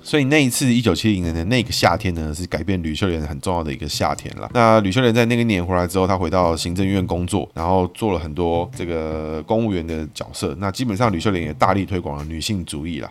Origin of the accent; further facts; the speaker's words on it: Taiwan; 我们台湾人